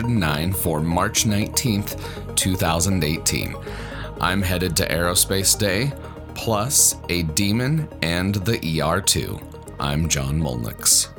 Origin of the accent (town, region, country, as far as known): Colorado, United States